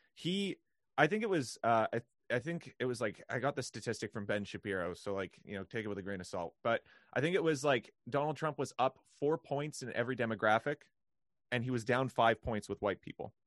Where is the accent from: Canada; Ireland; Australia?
Canada; as a Canadian